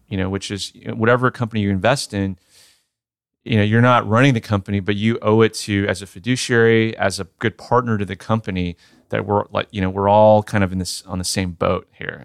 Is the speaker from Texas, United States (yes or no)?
yes; Sugar Land, Texas, United States; Texas, born and raised, uh, right outside of Houston